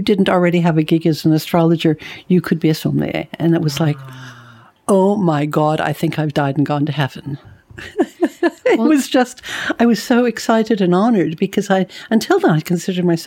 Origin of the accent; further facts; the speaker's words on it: Los Angeles, California, United States; now in United Kingdom; I was born in Hollywood